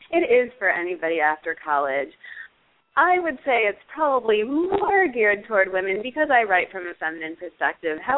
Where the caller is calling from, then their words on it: Manhattan, New York, United States; I'm on the Upper East Side of Manhattan.